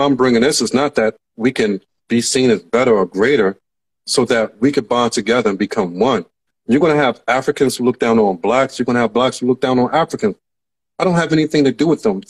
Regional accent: United States; I was from America

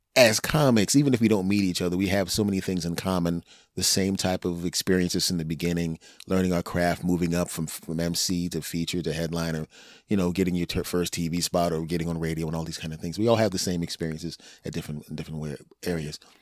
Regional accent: Philadelphia, Pennsylvania, United States; moved away; also born or lived in Cherry Hill, New Jersey; I'm originally from Philadelphia, Pennsylvania

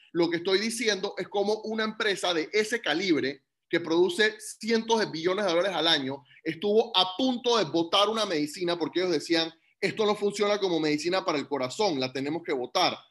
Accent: Panama; Yo como panameño, nacido y crecido en Panamá

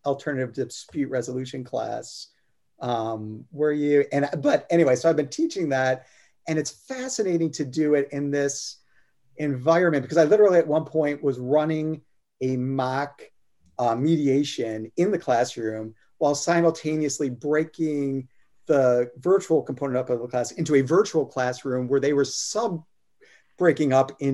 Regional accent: Detroit, Michigan, United States; now in South Carolina, United States; I'm from Detroit originally

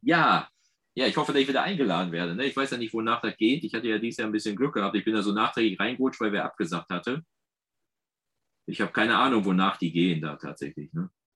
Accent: Ruhr area, North Rhine-Westphalia, Germany; accent: Ruhrgebiet; ich merke da gar nicht, dass ich so Ruhrgebietszeug spreche

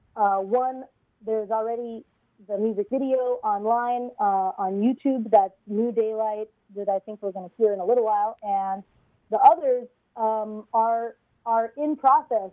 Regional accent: Honolulu, Hawaii, United States; also born or lived in California; now in New York City, United States; I grew up in Honolulu, Hawaii, and in fact, that's where my parents still are today. Uh, I, re- I was technically born in California, but I have no memory of that time.

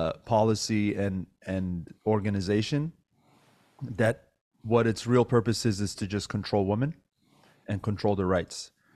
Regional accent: United States; also born or lived in Iran; I was born in Iran, but raised here.

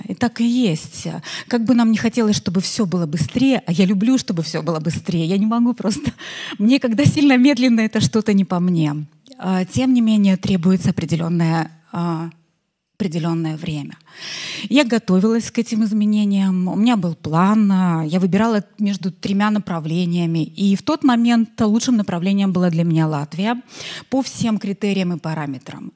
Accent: Belarus; я иностранка, белоруска

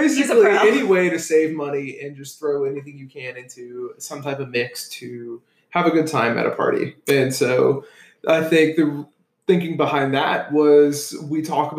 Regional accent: the South, United States; us being from the South

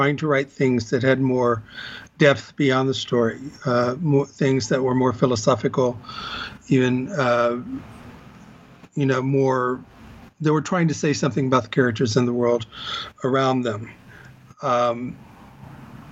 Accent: Corpus Christi, Texas, United States; moved away as an adult; also born or lived in Austin, Texas / Chicago, Illinois; now in Los Angeles, United States; I grew up in Corpus Christi, Texas, went to school at U of T at Austin, moved to Chicago for about 20 years, and then moved here

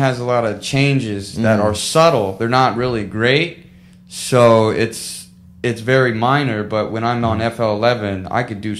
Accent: St. Petersburg, Florida, United States; also born or lived in Largo, Florida / Clearwater, Florida / Kansas City; Well, I was born in St. Pete, and I was raised Largo, Clearwater, and St. Pete. I was just always in a bunch of different houses

